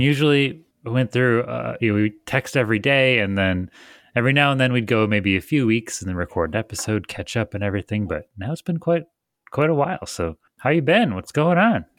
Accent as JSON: {"language": "English", "region": "Michigan", "country": "United States", "said": "I'm from Michigan where it doesn't break ninety."}